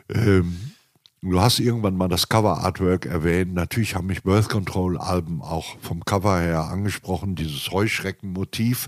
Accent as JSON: {"language": "German", "town": "Hamm", "region": "North Rhine-Westphalia", "country": "Germany", "tie": "born or raised there", "also_born_or_lived": "Münster", "said": "Ich bin innerhalb von Hamm sehr viel umgezogen"}